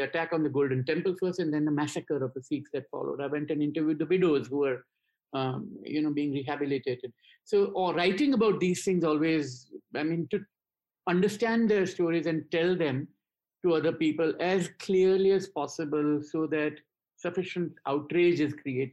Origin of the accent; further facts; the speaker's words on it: India; I grew up in India